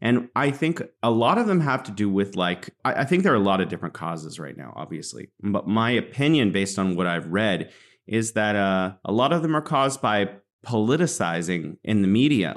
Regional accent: California, United States; also born or lived in Beijing, China; now in Wuhan, China

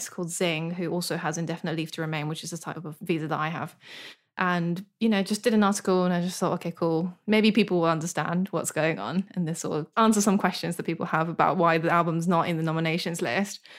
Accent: United Kingdom; I'm British too.

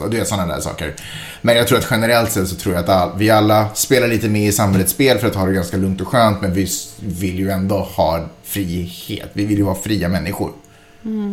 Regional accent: Sweden; jag är svensk

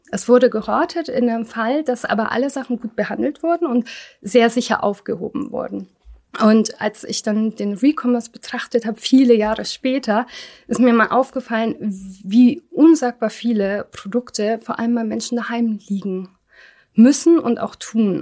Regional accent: Germany; ich bin nicht in Deutschland geboren, war aber noch so klein, als wir kamen

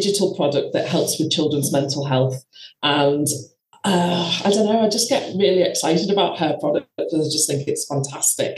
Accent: the Wirral, North West England, United Kingdom; moved away as an adult; now in Spain; I am from the Wirral originally, which is just near Liverpool

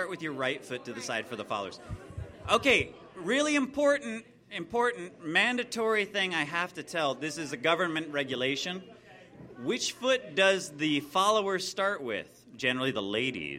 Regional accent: United States; us Americanos

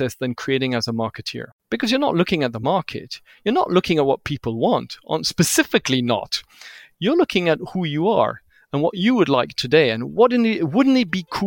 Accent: Switzerland; I looked like a little Swiss boy. I didn't speak Hindi.

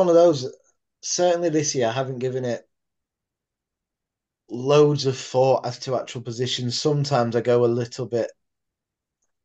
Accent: Sheffield, Yorkshire and the Humber, United Kingdom; to do Giants Live consistently every year in my hometown. I think this is four, seven, number seven now in Sheffield Arena

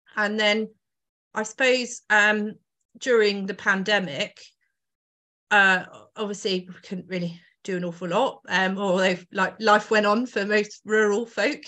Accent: Oxfordshire, South East England, United Kingdom; now in Northamptonshire, United Kingdom; so I grew up in Oxfordshire and then moved over to Northamptonshire

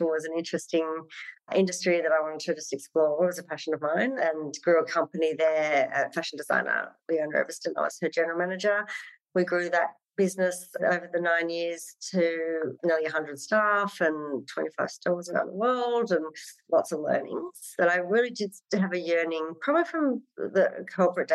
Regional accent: Sydney, New South Wales, Australia; also born or lived in Wagga Wagga / London; I was in growing up in Western Sydney. And then mum moved us to country town Wagga Wagga

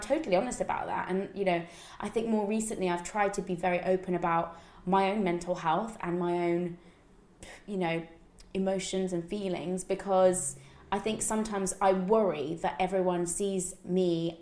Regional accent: United Kingdom; I grew up just outside of London

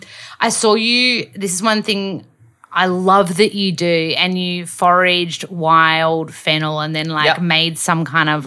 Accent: Australia; as an Aussie that works in media

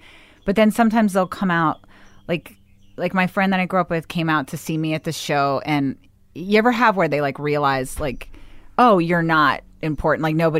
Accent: Bethesda, Maryland, United States; I grew up in Bethesda, Maryland.

